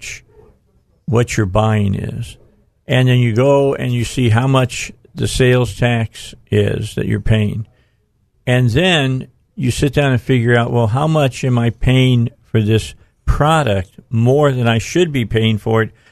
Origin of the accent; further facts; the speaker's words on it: Hammond, Indiana, United States; I grew up in Northwest Indiana in Hammond, right outside of East Chicago